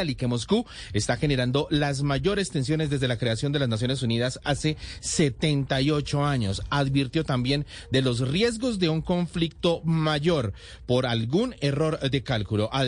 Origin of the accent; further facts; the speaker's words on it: Venezuela; Como venezolano, yo veo, y siempre lo he dicho, Camila, que es muy, pero muy difícil poder lidiar y negociar con un régimen autoritario.